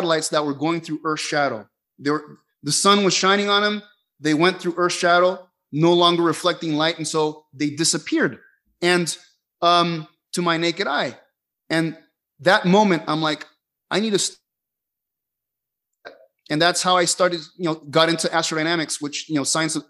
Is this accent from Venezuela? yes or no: yes; Caracas, Capital District, Venezuela; moved away; I grew up in Caracas, Venezuela, lots of city lights